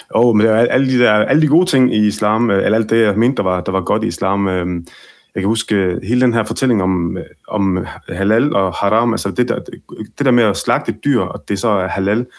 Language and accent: Danish; Ribe, Southern Denmark, Denmark; jeg er opvokset i Ribe, Mm. øh, i Vestjylland, og øh, alle mine barndomsvenner var danskere